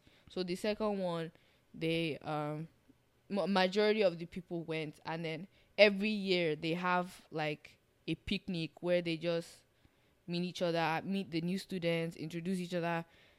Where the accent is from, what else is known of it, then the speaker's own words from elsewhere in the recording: Nigeria; moved away as an adult; now in Kingston, Canada; I'm Nigerian.